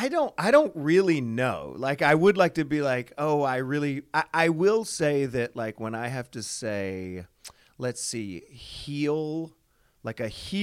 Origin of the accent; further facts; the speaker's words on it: the South, United States; Well, they know I'm from the South, but they were like, it's coming out.